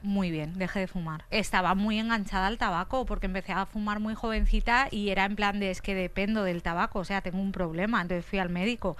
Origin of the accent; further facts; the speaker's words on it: Valencia, Valencian Community, Spain; moved away; yo vengo de Valencia